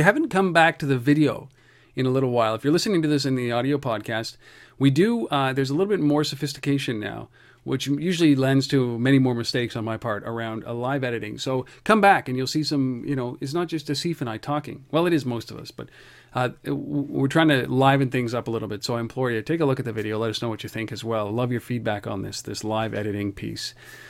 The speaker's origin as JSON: {"language": "English", "country": "Canada"}